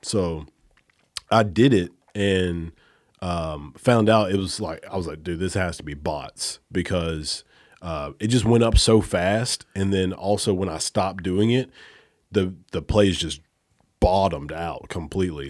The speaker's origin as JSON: {"language": "English", "region": "Alabama", "country": "United States", "moved": "yes", "said": "I'm from Alabama"}